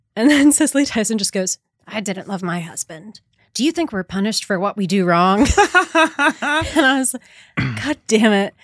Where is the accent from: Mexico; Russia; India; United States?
United States; Long Island, New York; also born or lived in Brooklyn; I was born in Brooklyn and then my family moved to Long